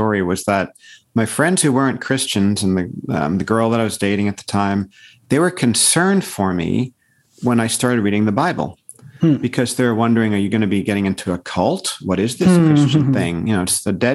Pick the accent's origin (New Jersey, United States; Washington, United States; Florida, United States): New Jersey, United States; Paramus; moved away as an adult; also born or lived in Colorado; now in Santa Cruz, United States; I was raised in Paramus, New Jersey, which is in a suburb of New York City